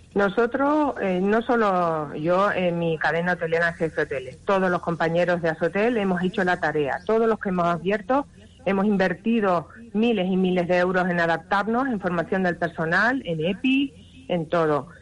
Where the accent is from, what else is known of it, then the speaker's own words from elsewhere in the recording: Canary Islands, Spain; nosotros lo que queremos, los canarios, es trabajar